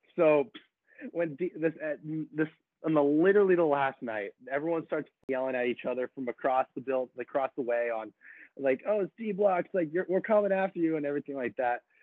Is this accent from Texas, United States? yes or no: no; San Diego, California, United States; growing up in San Diego is pretty cool